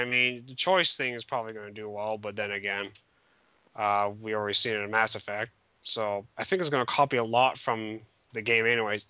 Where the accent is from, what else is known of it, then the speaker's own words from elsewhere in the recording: Canada; Other than that, that's about it for today. I'm Canadian.